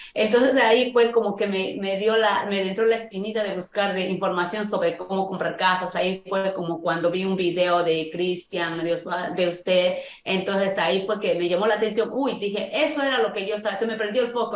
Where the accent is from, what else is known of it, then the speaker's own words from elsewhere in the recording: Huancayo, Junín, Peru; moved away as an adult; yo soy de Perú, yo soy de Perú y trabajo de limpieza